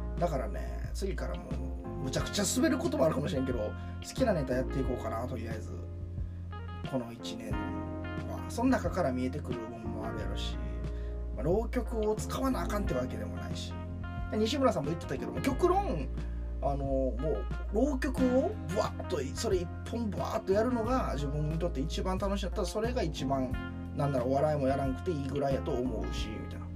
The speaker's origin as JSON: {"language": "Japanese", "region": "Kansai", "country": "Japan", "tie": "born or raised there", "said": "自分も関西で育って"}